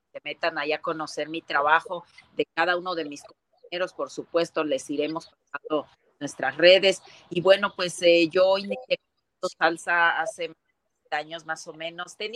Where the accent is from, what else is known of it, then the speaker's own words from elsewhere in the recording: Acapulco, Guerrero, Mexico; Acapulco Guerrero, sin embargo, mucha gente, bueno, ahora ya digo con orgullo que estamos reconocidos la raza afroamericana en México